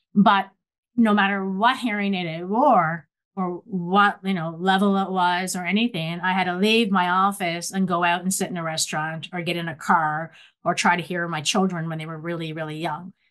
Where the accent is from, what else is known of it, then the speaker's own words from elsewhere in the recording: Nova Scotia, Canada; moved away as an adult; also born or lived in Ontario; when I came to Western University, Ontario, I was from Nova Scotia